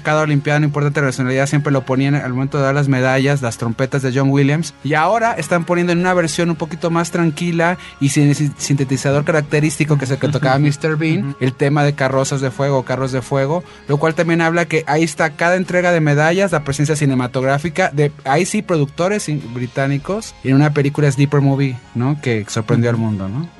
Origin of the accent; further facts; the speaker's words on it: Mexico; nosotros como mexicanos